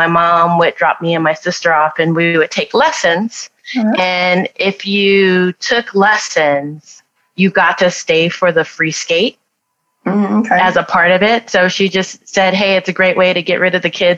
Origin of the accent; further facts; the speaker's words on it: Southern California, United States; moved away as an adult; now in Arizona, United States; I'm originally from Southern California